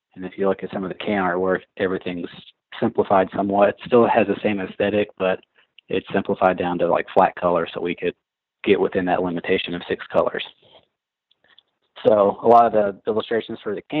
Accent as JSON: {"language": "English", "region": "Southern Indiana", "country": "United States", "tie": "born or raised there", "lives_now": "Louisville, United States", "said": "I was born in Indiana, okay. Southern Indiana, just about 40 minutes north of Louisville"}